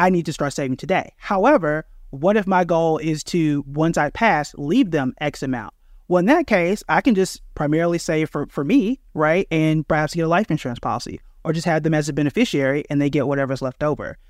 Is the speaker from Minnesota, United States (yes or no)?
no; Tulsa, Oklahoma, United States; I'm born and raised in Tulsa, Oklahoma